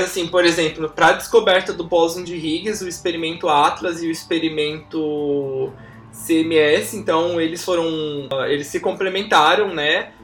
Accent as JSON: {"language": "Portuguese", "region": "São Paulo", "country": "Brazil", "also_born_or_lived": "Guaratinguetá / Rio de Janeiro / China", "moved": "as an adult", "said": "eu sou de São Paulo, capital"}